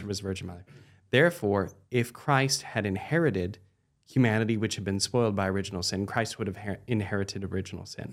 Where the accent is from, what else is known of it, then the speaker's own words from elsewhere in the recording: United States; also born or lived in Washington, D.C.; we, as American Catholics